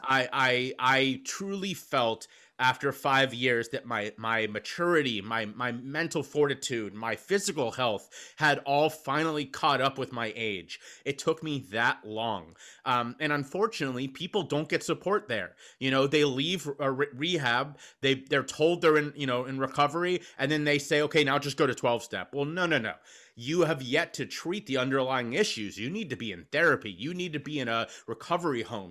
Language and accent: English; Cincinnati, Ohio, United States; moved away as an adult; also born or lived in Charleston, South Carolina; now in Philadelphia, United States; I was born and raised in Cincinnati.